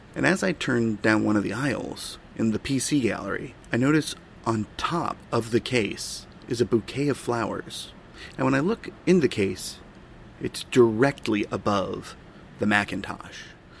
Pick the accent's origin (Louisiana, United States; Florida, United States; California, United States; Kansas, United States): California, United States; Silicon Valley; Growing up in Silicon Valley, you quickly learn that the sort of the giants of tech that you experience are everywhere